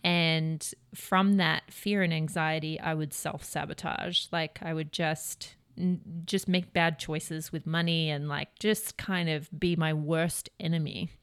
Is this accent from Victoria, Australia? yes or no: yes; Melbourne, Victoria, Australia; moved away as an adult; now in United States; I am from Melbourne, Australia